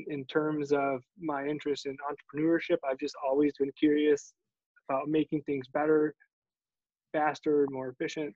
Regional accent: Michigan, United States; I was born in Michigan

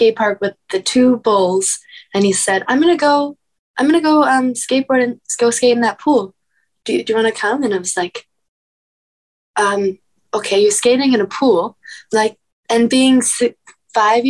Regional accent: Encinitas, California, United States; I was born and raised in Encinitas, California.

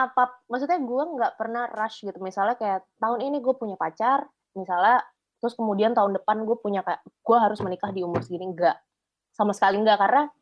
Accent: Cibubur, Indonesia; Gue anak Cibubur soalnya.

